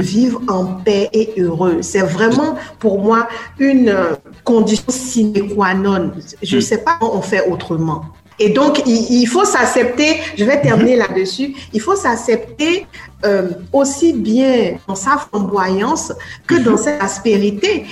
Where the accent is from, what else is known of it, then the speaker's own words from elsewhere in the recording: Benin; moved away as an adult; also born or lived in France; j'avais mhm. déjà 21 ans quand j'ai quitté le Bénin